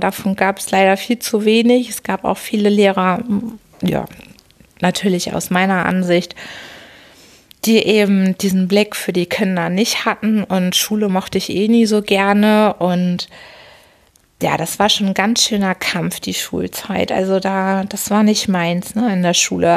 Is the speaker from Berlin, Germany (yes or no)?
no; Hamburg, Germany; Geboren natürlich in Hamburg bin ich am 25. Dezember 1978. Ein Winterkind, ein Weihnachtskind und bin daher Steinbock und bin groß geworden in Harburg